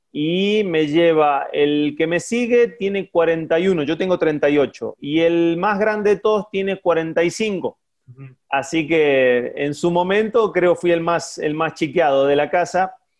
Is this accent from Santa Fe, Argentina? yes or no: yes; Casilda, Santa Fe, Argentina; born or raised there; moved away as an adult; also born or lived in Buenos Aires; now in Mexico